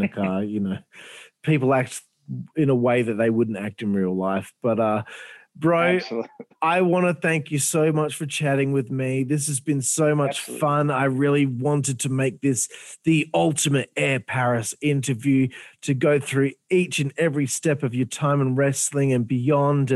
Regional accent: Australia; I'm Australian.

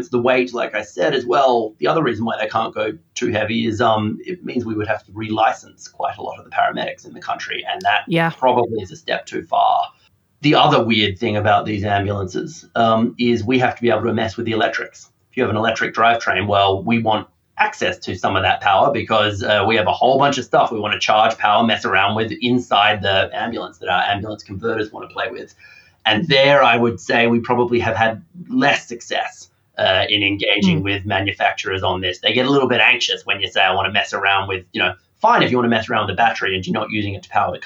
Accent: Australia; now in United Kingdom; as an Australian

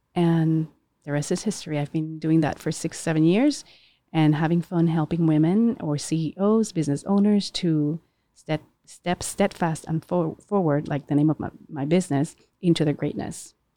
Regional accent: Puerto Rico; we born and raised in Puerto Rico

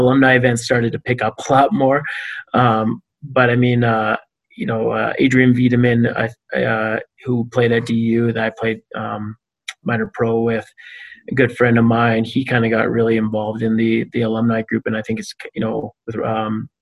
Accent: Canada; I'm Canadian

